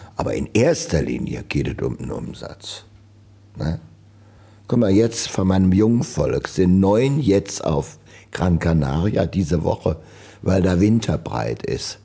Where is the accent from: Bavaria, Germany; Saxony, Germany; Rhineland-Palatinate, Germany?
Rhineland-Palatinate, Germany; Trier; In Trier. Ich wollte auch nie von Trier weg. Ich bin Trier, ich bin groß geworden hier in der Bruchhausenstraße